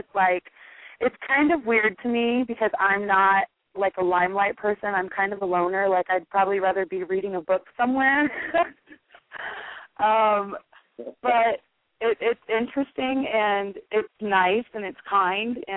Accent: Nebraska, United States; I'm from Nebraska

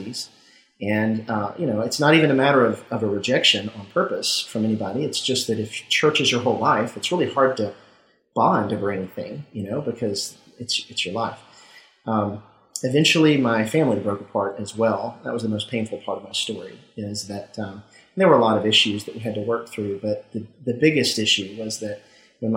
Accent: Mississippi, United States; I grew up in Mississippi and was a Southern Baptist

